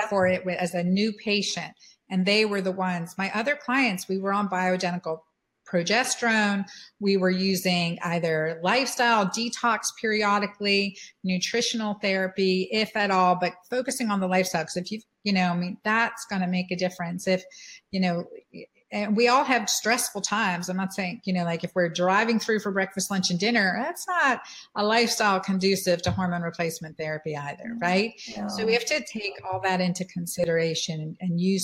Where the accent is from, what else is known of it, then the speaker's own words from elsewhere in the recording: United States; as American women being educated